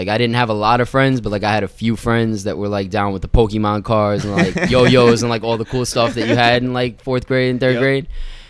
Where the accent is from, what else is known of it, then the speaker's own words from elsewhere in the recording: New York City, New York, United States; also born or lived in Florida; So my parents, they were living in Long Island. They left me at my grandmother's in Queens. So I kind of grew up with my grandmother and like my grandfather.